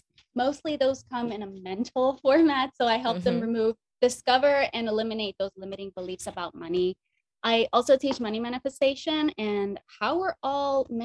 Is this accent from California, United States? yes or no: no; Northern New Jersey, United States; also born or lived in Dominican Republic; I came from the Dominican Republic, I moved to a very low income, high crime part of Northern New Jersey.